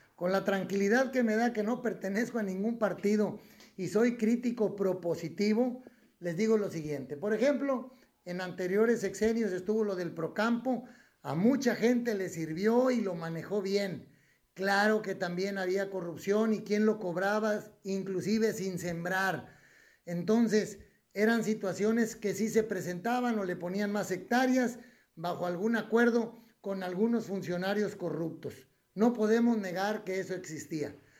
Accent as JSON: {"language": "Spanish", "country": "Mexico", "said": "como mexicanos"}